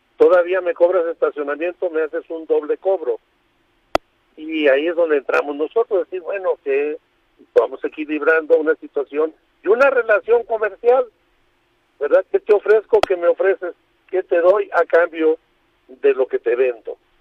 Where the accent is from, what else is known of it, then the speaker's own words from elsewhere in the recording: Baja California Sur, Mexico; La Paz no tenemos ese problema en Baja California Sur, de donde yo soy